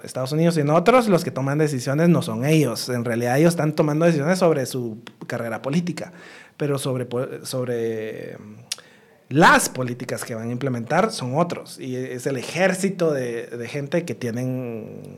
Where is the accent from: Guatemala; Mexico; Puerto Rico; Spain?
Guatemala; moved away; also born or lived in United States; no crecí en Guatemala, o sea, crecí parte de mi, de infancia, sí, después me fui a estudiar fuera